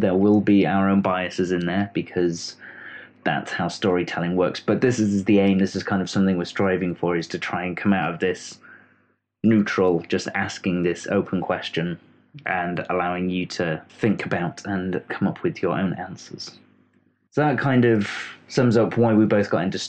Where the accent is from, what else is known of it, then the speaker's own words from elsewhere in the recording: Sherwood Forest, East Midlands, United Kingdom; I was born and bred in Sherwood Forest